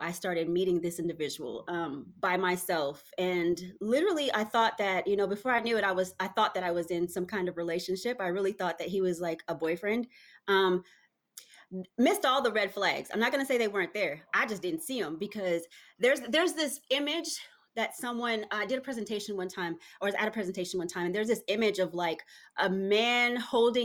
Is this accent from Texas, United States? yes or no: yes; Texas, United States; So I came to Texas. I'm from Texas. I came into Texas as a teenager